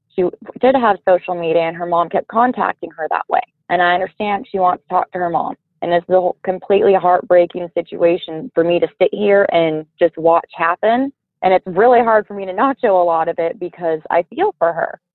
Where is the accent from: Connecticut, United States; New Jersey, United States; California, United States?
California, United States; I'm from California in the city, total girly girl